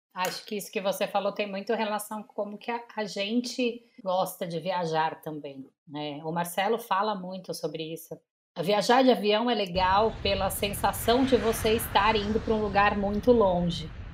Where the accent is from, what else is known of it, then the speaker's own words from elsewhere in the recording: São Paulo, Brazil; also born or lived in Maceió; eu não nasci em São Paulo, eu nasci em Maceió, mas eu moro em São Paulo desde os três meses